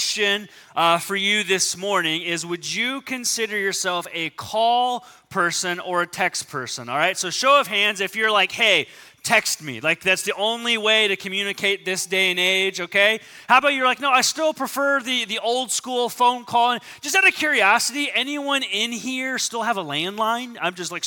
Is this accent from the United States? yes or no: yes; Southern California, United States; I grew up in Southern California.